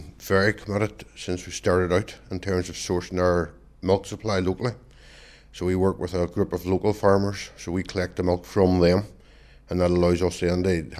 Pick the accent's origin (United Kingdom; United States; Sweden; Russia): United Kingdom; Derry, Northern Ireland; I'm not from a farming background myself. I'm from Derry City.